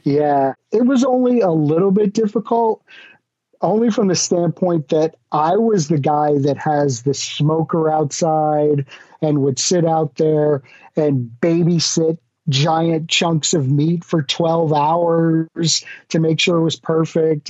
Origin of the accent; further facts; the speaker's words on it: Connecticut, United States; moved away as an adult; now in Florida, United States; I grew up in the New England area, the States, in Connecticut, and moved down to Florida